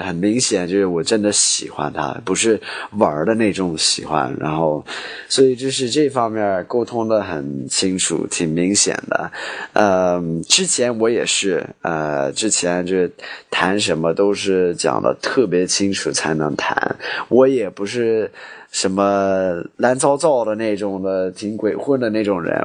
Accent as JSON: {"language": "Chinese", "country": "United States", "second_language": "Chinese", "said": "我是美国的，媳妇是中国的"}